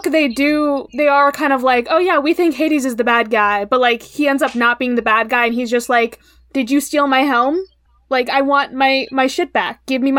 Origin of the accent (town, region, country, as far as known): eastern United States, East Coast, United States